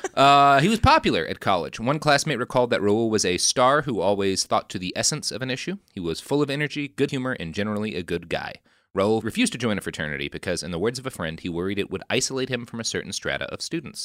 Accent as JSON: {"language": "English", "region": "Texas", "country": "United States", "tie": "born or raised there", "also_born_or_lived": "California / Washington, D.C.", "moved": "yes", "said": "I grew up in Texas, and then I moved to California."}